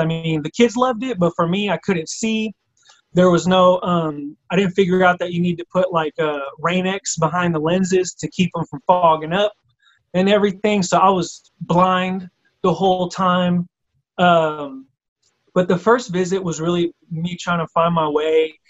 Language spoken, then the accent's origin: English; Bay Area, California, United States; also born or lived in Philadelphia; came back to the Bay Area where I'm originally from